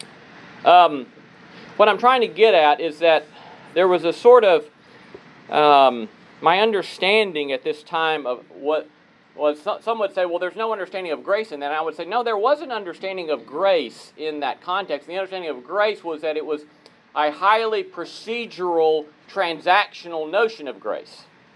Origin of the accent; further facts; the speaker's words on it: Talladega, Alabama, United States; Talladega, Alabama, my hometown